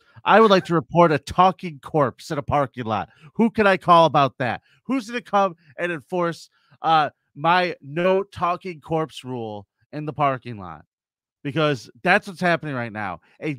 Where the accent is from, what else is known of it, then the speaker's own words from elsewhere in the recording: California, United States; born there; I was born in California. It's where I get my good looks and carefree attitude